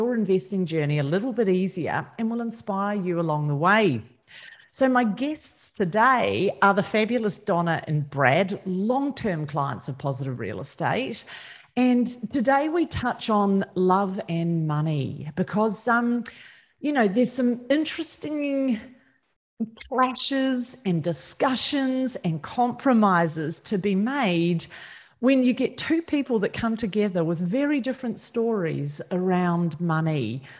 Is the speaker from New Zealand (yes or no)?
yes; New Zealand; I'm Kiwi, and my mum was big on elocution, and she is forever in my ear that I sound more and more Australian.